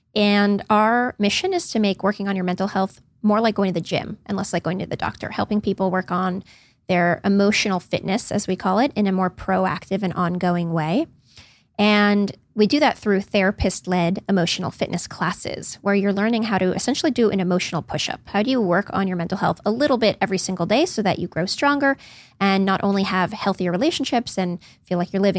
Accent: Palo Alto, California, United States; Well, I grew up in that area. I grew up in Palo Alto and I've just always had an interest in the psychology of the entrepreneur.

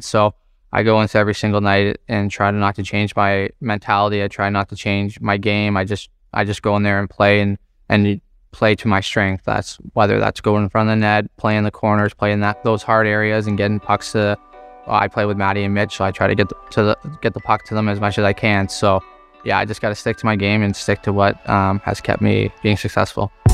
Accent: Toronto, Ontario, Canada; growing up in Scarborough, uh, everyone's a Toronto Maple Leaf fan

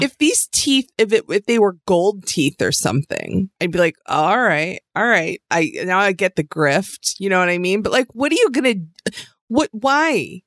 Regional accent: outside of Buffalo, New York, United States; I grew up in a small town that you wouldn't recognize outside of Buffalo

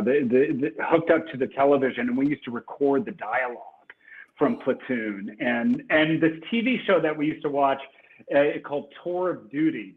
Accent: New Albany, Indiana, United States; moved away; also born or lived in Louisville, Kentucky; I was born in Louisville, Kentucky, and I grew up right across the Ohio River in a southern Indiana river town called New Albany, Indiana, which is uh, my hometown

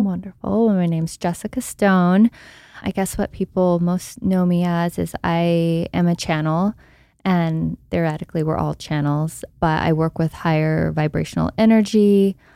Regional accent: Texas, United States; I grew up in Texas

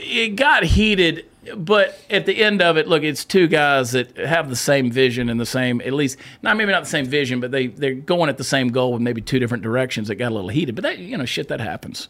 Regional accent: Texas, United States; as a Texan

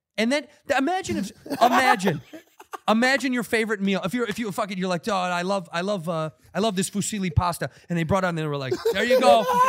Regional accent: Chicago, Illinois, United States

